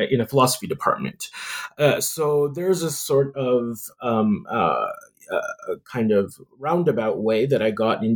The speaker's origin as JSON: {"language": "English", "country": "Canada", "tie": "born or raised there", "said": "growing up in Canada"}